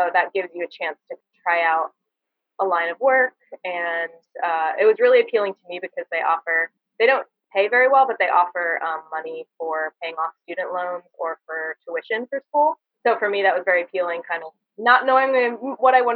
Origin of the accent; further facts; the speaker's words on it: New Jersey, United States; moved away as an adult; also born or lived in Amherst, Massachusetts / Hawaii; now in Santa Cruz, United States; I'm from New Jersey originally, so grew up on the East Coast